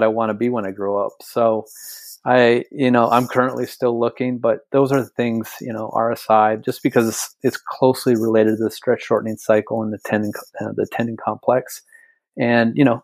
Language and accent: English; North Dakota, United States; I'm a kid from North Dakota. I was born and raised in a 100-year-old farm